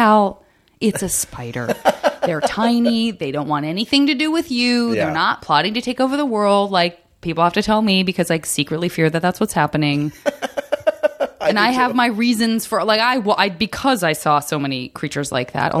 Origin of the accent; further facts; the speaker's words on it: Arizona, United States; moved away; also born or lived in San Francisco / Los Angeles; Growing up in Arizona